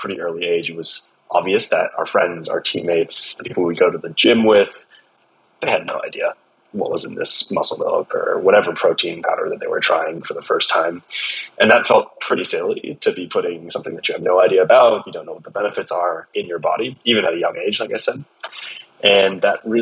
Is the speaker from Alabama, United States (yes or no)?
no; Southern California, United States; We grew up in Southern California playing soccer together